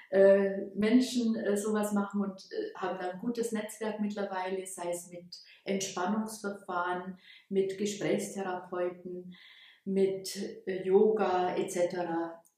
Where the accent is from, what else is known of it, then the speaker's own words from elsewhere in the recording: Bavaria, Germany; now in Ulm, Germany; So hat es mich hierher verschlagen. Ursprünglich komme ich aus der Oberpfalz und habe dann hier in, in Ulm studiert